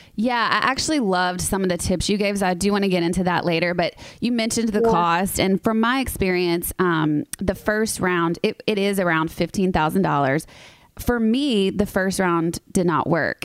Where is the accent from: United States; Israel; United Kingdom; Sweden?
United States; the South; I'm from the South